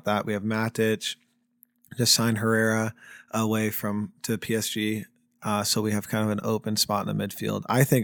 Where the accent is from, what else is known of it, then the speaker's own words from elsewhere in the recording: United States; as an American